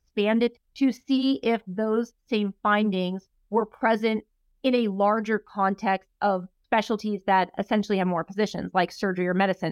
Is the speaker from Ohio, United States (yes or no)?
no; Los Angeles, California, United States; I am from Los Angeles. I did all my training in Los Angeles.